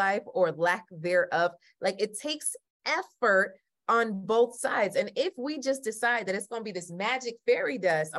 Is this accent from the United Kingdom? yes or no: no; Jamaica; I'm Jamaican